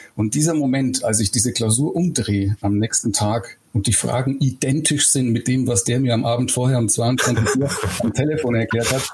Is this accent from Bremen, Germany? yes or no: no; Eichstätt, Bavaria, Germany; Ich komme aus Eichstätt in Oberbayern. Das ist so ziemlich genau im geografischen Mittelpunkt in Bayern. Und genauso, wie man sich das vorstellt, bin ich da auch aufgewachsen.